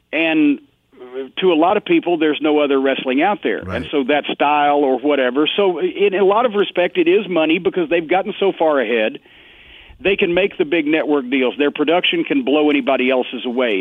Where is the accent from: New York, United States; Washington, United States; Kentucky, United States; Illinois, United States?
Kentucky, United States; Louisville; here in Louisville, my hometown